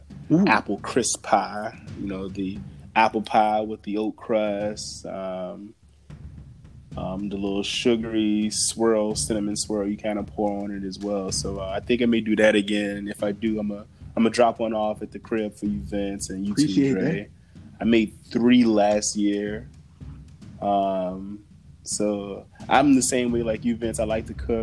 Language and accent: English; Richmond, Virginia, United States; Growing up in Virginia, my family were huge Dallas Cowboys fans